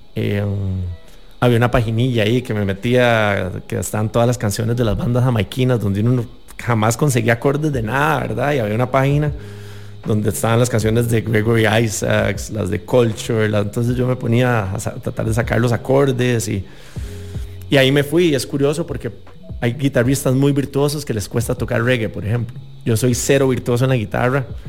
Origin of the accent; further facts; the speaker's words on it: San José, Costa Rica; yo no soy de Limón, pero me siento igual de orgulloso siendo acá de San José